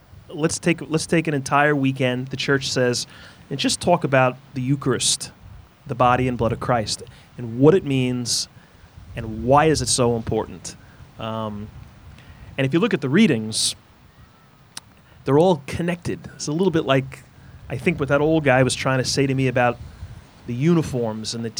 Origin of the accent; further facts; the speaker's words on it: New York, United States; moved away; I am from New York